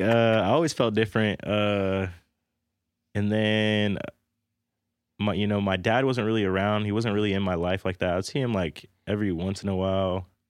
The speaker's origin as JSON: {"language": "English", "town": "North Platte", "region": "Nebraska", "country": "United States", "tie": "born or raised there", "said": "I grew up, I was born and raised in North Platte, Nebraska."}